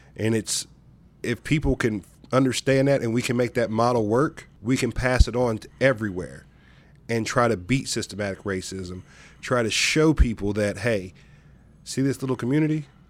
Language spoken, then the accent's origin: English; Gallipolis, Ohio, United States; growing up in Southeastern Ohio and Gal Please particular